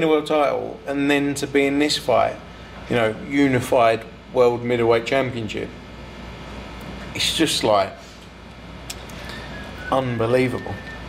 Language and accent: English; Brisbane, Queensland, Australia; I'm from Australia.